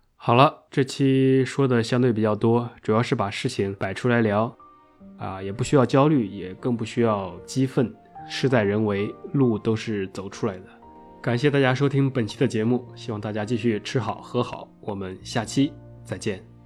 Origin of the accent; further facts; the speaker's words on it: China; 我们中国人